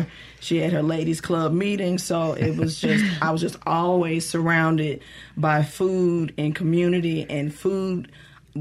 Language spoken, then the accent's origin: English; West Point, Mississippi, United States; also born or lived in Jackson, Mississippi; I grew up in West Point, Mississippi